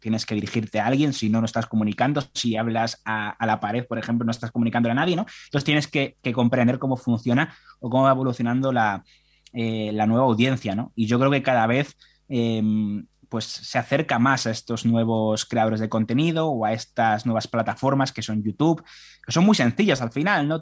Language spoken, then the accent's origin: Spanish; Spain; como español y consumidor habitual de prensa